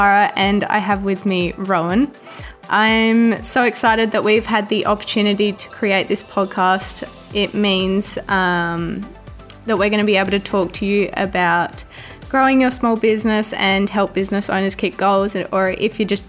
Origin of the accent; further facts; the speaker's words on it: Huon Valley, Tasmania, Australia; I grew up in the Huon Valley, which is the southern part of Tasmania